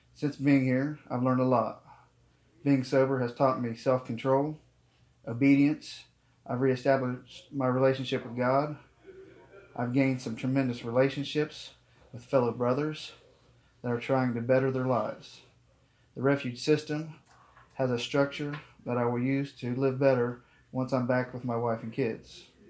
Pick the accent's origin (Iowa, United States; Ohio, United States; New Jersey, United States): Ohio, United States; Geauga County; I'm from Gay County, Ohio